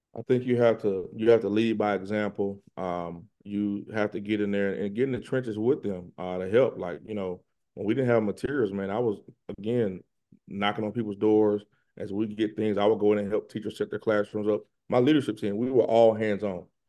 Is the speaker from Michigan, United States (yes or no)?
no; Pensacola, Florida, United States; moved away; also born or lived in Atlanta, Georgia; I'm from Pensacola, Florida